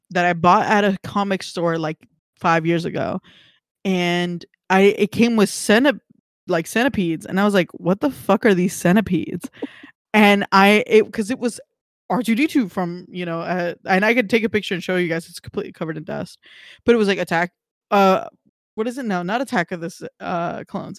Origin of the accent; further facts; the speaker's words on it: California, United States; I think more locally as like a Californian